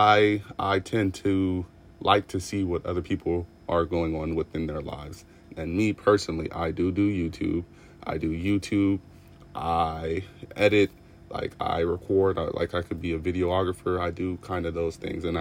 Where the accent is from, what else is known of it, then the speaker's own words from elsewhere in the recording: Los Angeles, California, United States; I am from Los Angeles, California